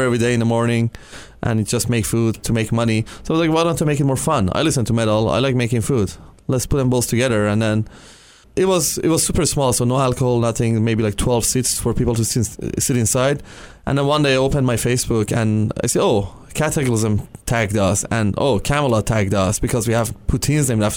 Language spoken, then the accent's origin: English; Iran; also born or lived in Europe; now in Canada; back home, I'm from Iran, so back home, I had no freedom